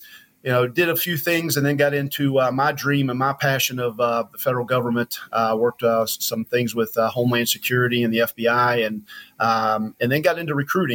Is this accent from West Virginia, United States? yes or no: yes; West Virginia, United States; moved away as an adult; also born or lived in Charlotte, North Carolina; I'm from born and raised in West Virginia. West Virginia boy, you know, through and through